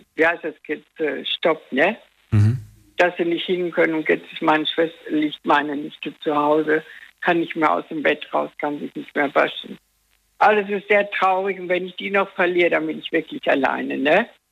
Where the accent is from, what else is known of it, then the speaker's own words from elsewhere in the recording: Dortmund, North Rhine-Westphalia, Germany; ich komme aus Dortmund